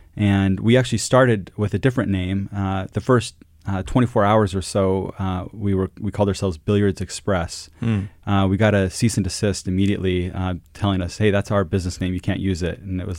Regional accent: Quito, Pichincha, Ecuador; You know, growing up in Latin America, and it's always had special meaning to me. My school, the international school I went to as a kid, and living in Quito, Ecuador, was called Cotopaxi.

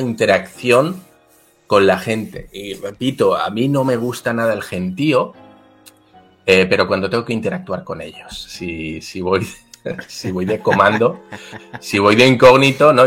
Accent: Basque Country, Spain; also born or lived in Mexico; yo soy vasco

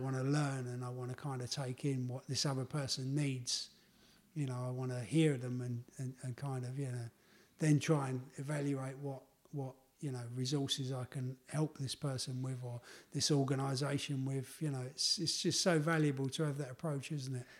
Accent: London, United Kingdom; my life growing up in the East End of London

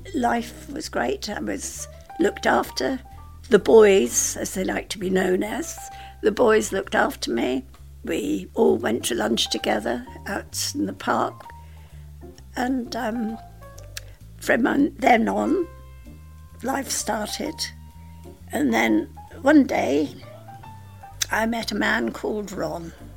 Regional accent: Scotland, United Kingdom; I was born in Scotland.

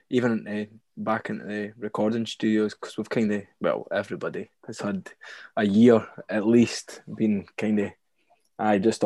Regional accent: Prestonpans, Scotland, United Kingdom; We're from Preston Pans, a small coastal town in East Lothian. Originally, it was five the boys for school. We all knew each other right through nursery, primary school

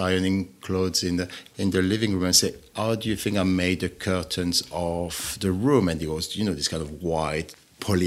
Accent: Pyrenees, France; born or raised there; English is a second language; moved away

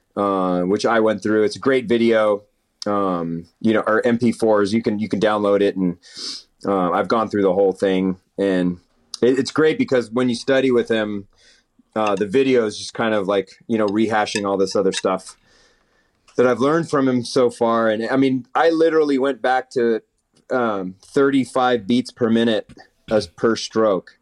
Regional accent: East Bay, Northern California, United States; also born or lived in San Leandro, California / Hayward, California / Pleasanton, California; I grew up in Northern California, born and raised in Northern California, in the Bay Area, the East Bay we call it

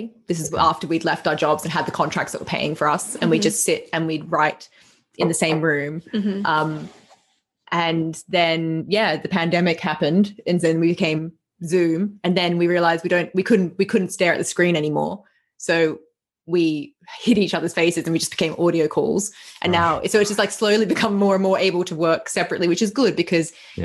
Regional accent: Australia; moved away; I'm from Australia, from, very small town.

